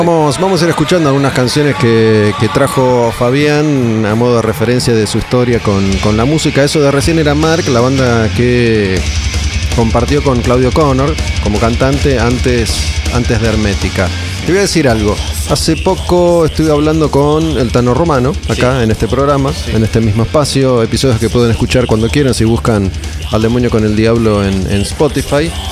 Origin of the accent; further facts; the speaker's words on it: Olivos, Buenos Aires Province, Argentina; Yo soy de Olivos